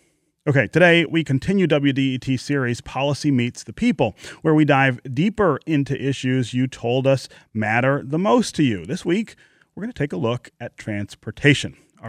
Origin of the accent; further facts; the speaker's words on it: Michigan, United States; born there; nonprofit literary center and community center that I have started in the home that my family lived in when I was born in 1970 near Livernois and Grand River.